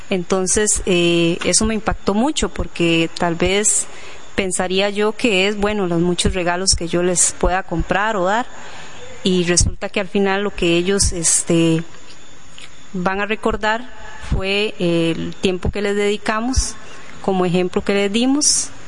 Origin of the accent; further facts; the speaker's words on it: La Fortuna, Alajuela, Costa Rica; somos eh, los …, … y …, somos de la Fortuna eh, de San Carlos.